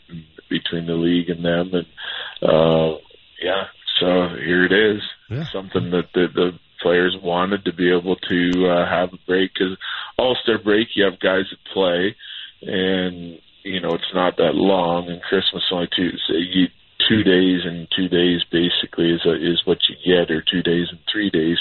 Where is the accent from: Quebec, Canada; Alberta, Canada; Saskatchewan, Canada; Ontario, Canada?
Saskatchewan, Canada; now in Denver, United States; I grew up in Saskatchewan, so that smells everywhere